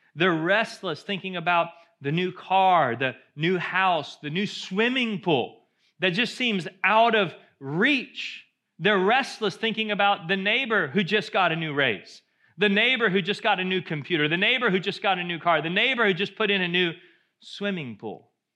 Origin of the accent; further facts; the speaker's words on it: United States; as Americans, we love our cars